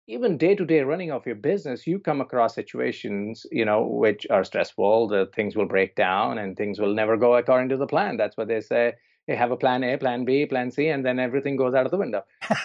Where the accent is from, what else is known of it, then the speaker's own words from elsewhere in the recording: India; also born or lived in New Zealand / Toronto; now in Vancouver, Canada; I'm originally from India, grew up there, and then I'm lived in New Zealand for many years. And then I've lived in Toronto, and I'm in Vancouver now.